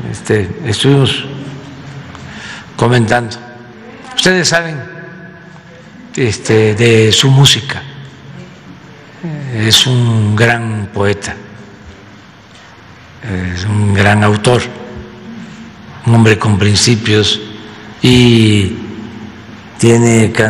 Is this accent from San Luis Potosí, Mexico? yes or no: no; Tepetitán, Tabasco, Mexico; nací en Tepetitán, Macuspana, Tabasco.